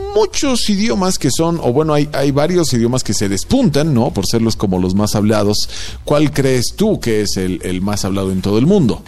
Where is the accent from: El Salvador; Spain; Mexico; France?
Mexico; para nosotros, para los mexicanos